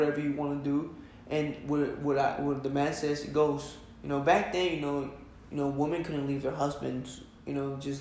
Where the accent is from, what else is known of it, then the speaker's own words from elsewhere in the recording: Red Bank, United States; now in California, United States; when we're from Red Bank